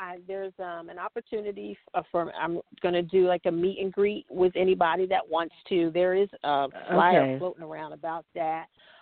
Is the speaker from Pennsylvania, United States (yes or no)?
yes; Philadelphia, Pennsylvania, United States; moved away; I'm from Pennsylvania. I'm a Philly girl originally.